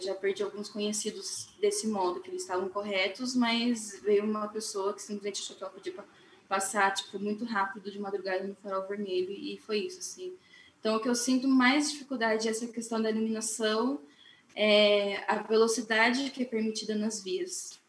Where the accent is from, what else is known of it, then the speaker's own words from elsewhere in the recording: São Paulo, Brazil; now in Curitiba, Brazil; Eu não sou daqui de Curitiba, sou de São Paulo.